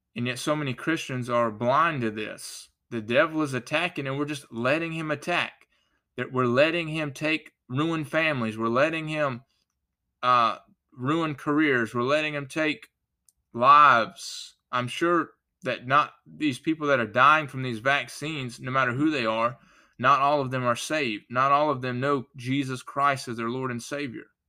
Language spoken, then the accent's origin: English; United States; I'm an American. I thank God that I was born in America